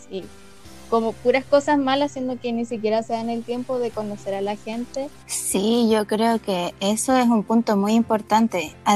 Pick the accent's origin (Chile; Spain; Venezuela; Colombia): Chile